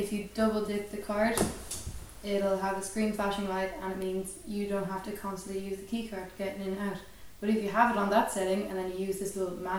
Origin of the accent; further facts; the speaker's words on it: Dublin, Leinster, Ireland; I am from Rathmines.